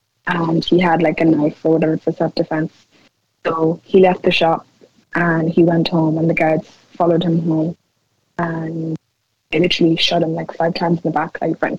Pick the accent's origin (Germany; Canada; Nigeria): Nigeria; being like Nigerian and seeing stuff going on over there and stuff with like the government